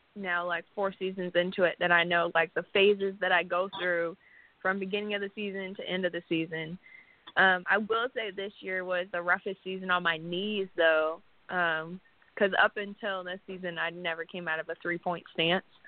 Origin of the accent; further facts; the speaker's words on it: Windsor, Ontario, Canada; moved away as an adult; now in Texas, United States; Windsor, Ontario, Canada, which is border city to Detroit